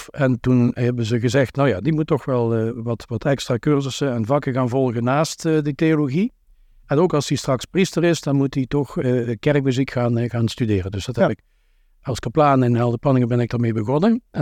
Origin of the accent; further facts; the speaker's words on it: Beek, Limburg, Netherlands; Ik kom zelf uit Beek